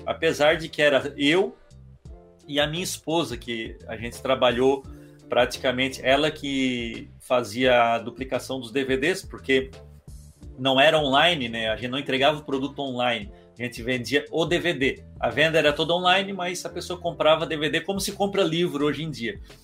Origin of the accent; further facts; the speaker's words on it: Criciúma, Santa Catarina, Brazil; also born or lived in Balneário Rincão; eu sou de Criciúma, porém a minha mãe é de lá e, e eu cresci, a é, parte da família da minha mãe é do Rincão, e eu cresci com meus primos Cresci é modo de dizer, eu sempre morei em Criciúma